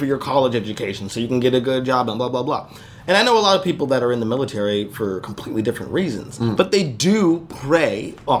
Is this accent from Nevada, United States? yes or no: yes; Las Vegas, Nevada, United States; But so in Vegas, I grew up in Las Vegas, and I went to a magnet school, which was a performing arts high school.